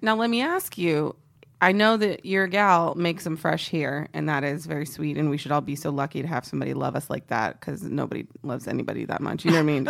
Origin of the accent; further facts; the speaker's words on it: Texas, United States; I'm from Texas. Um, I'm very patriotic about being from Texas